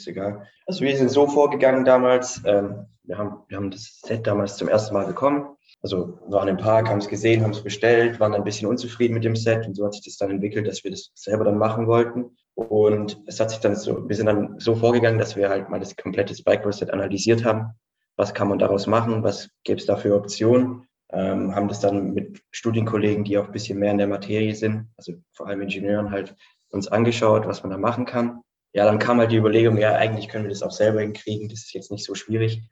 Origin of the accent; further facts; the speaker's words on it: Stuttgart, Baden-Württemberg, Germany; Student, ähm, komme aus Stuttgart